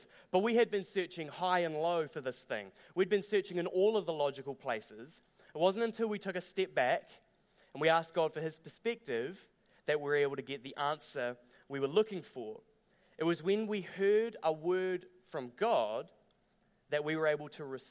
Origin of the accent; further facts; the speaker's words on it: Dunedin, Otago, New Zealand; now in Christchurch, New Zealand; I grew up down in Dunedin